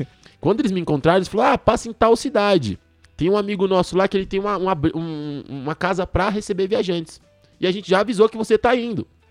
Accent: São Paulo, Brazil; moved away as an adult; Cresci aqui em São Paulo na favela.

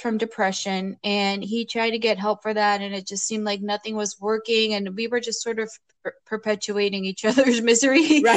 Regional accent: Florida, United States; also born or lived in New York City, New York; now in Portland, United States; I grew up in Florida

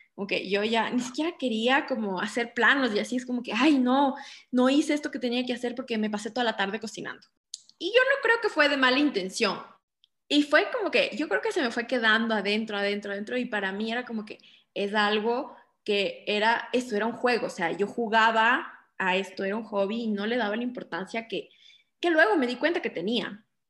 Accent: Quito, Pichincha, Ecuador; soy de Quito, vivo en Quito, siempre he estado aquí

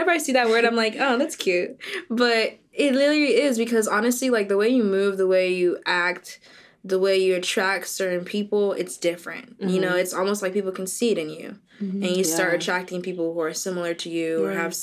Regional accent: Boca Raton, Florida, United States; I'm from Boca.

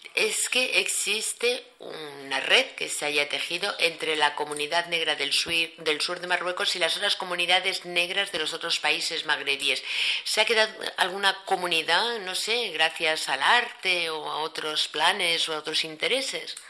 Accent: Cameroon; yo soy de Camerún

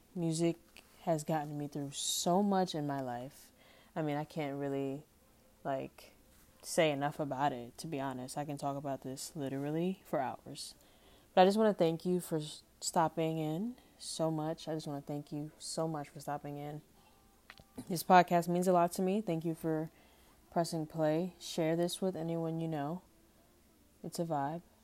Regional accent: New York City, New York, United States; growing up in Harlem, growing up in New York

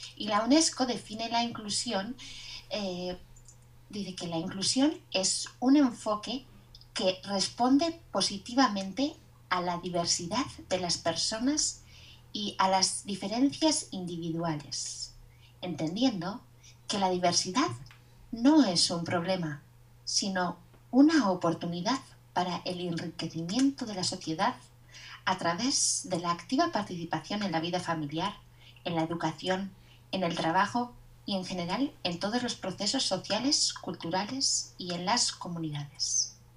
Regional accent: Basque Country, Spain; soy vasca y soy la profesora de español de Kevin

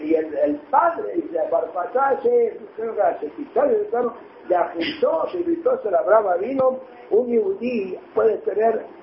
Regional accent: Israel; perdone, pero los israelíes tenemos humor. ustedes Tenemos muchos problemas, tenemos humor. Ya, ya, yo soy israelí, ¿eh?

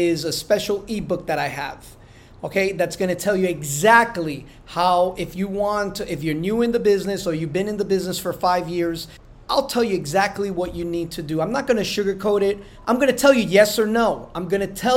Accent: New Jersey, United States; I'm from Jersey

